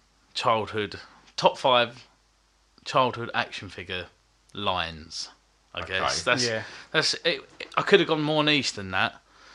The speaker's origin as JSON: {"language": "English", "region": "London", "country": "United Kingdom", "lives_now": "Romford, United Kingdom", "said": "I've lived in Romford for about 8 years. And, I'm originally from Bethnal Green. East End"}